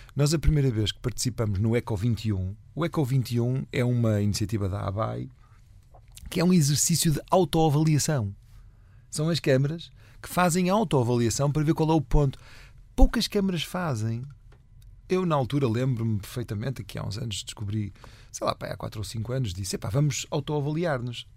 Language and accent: Portuguese; Valongo, Norte, Portugal; eu sou de Valongo